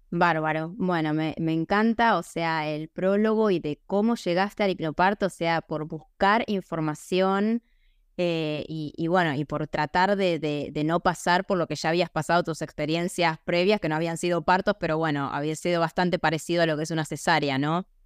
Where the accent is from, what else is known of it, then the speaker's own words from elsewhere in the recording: Mexico; also born or lived in United States; yo soy de México. Em, también he vivido en Estados Unidos